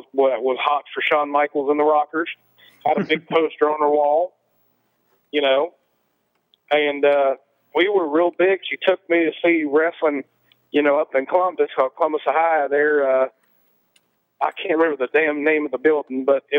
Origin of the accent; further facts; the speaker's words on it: Scotland, United Kingdom; you know, I had a thing for being a Scot.